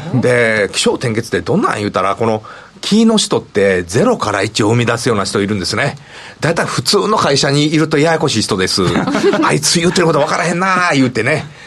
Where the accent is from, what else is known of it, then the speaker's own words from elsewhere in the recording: Kansai, Japan; accent: Kansai-ben; だいぶちょっと関西弁出てるんですけど